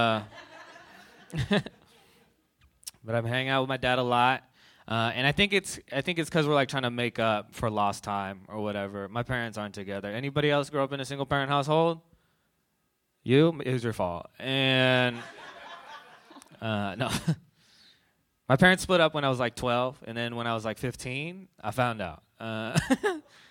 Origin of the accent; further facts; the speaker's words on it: Bay Area, California, United States; I grew up here in the Bay Area